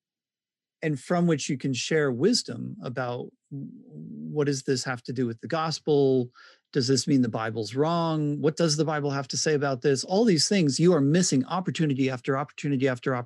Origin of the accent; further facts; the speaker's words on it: Pennsylvania, United States; I'm from Pennsylvania.